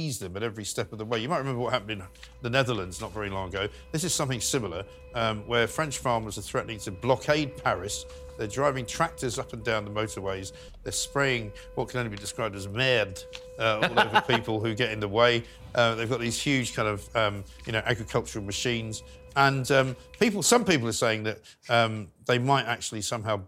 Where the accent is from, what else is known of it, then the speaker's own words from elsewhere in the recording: London, United Kingdom; I was born in London. Yes. My parents are from Scotland.